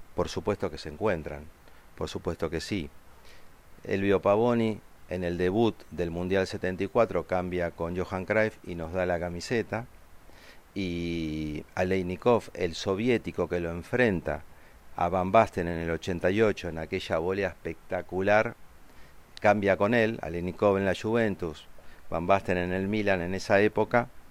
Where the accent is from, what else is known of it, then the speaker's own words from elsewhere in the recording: Argentina; los argentinos amamos tanto, tanto incondicionalmente a Diego Maradona